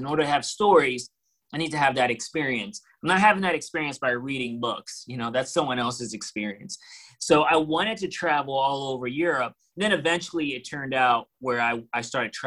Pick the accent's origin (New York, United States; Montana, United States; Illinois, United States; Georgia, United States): New York, United States; New York City; moved away as an adult; now in North Carolina, United States; I'm a New Yorker from the city